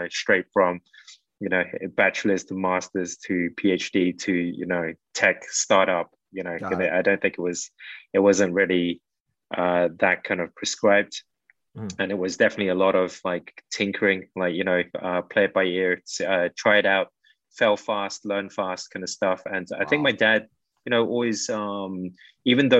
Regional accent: London, United Kingdom; moved away as an adult; now in Philippines; growing up in the UK

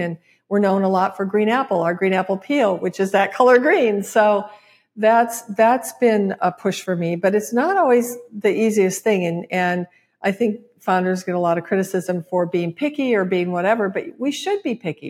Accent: Michigan, United States; moved away; my home state, Michigan

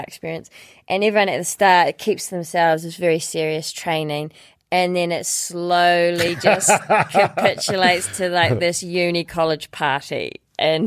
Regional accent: Dunedin, Otago, New Zealand; I was 19 from Dunedin

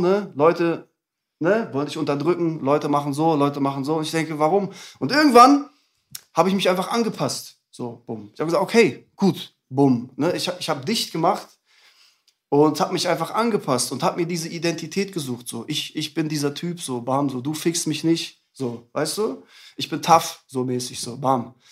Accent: Bredenbeck, Lower Saxony, Germany; also born or lived in Hamburg; now in Hannover, Germany; ich bin geboren in Hamburg und dann sind meine Eltern nach Bredenbeck gezogen. Das ist ein Dorf vor Hannover, hm. so 30 Kilometer, da bin ich aufgewachsen.

